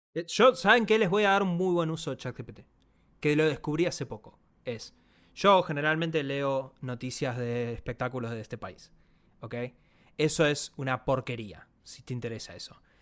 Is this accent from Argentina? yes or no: yes; Argentina